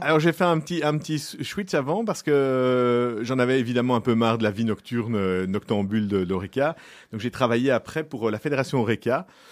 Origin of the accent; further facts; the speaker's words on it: Brussels, Brussels-Capital Region, Belgium; je suis bruxellois, euh, depuis toujours